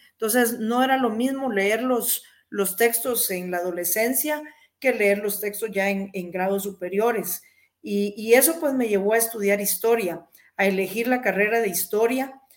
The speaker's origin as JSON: {"language": "Spanish", "region": "Jutiapa", "country": "Guatemala", "tie": "born or raised there", "said": "mi pueblo natal, Jutiapa"}